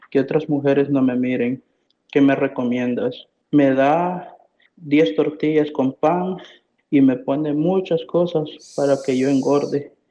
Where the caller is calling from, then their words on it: North Carolina, United States; de North Carolina.